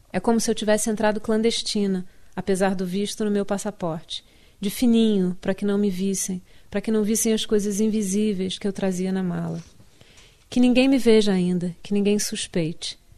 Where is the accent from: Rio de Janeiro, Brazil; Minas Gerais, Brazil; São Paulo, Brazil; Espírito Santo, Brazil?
Rio de Janeiro, Brazil; moved away as an adult; now in United States; eu vou me sentir carioca sempre, mesmo que nunca mais volte ao Rio de Janeiro